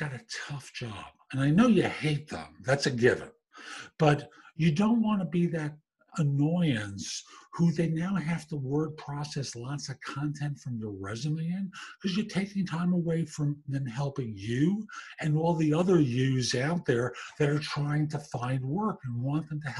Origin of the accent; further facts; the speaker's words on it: New York City, New York, United States; growing up in the Bronx at Yankee Stadium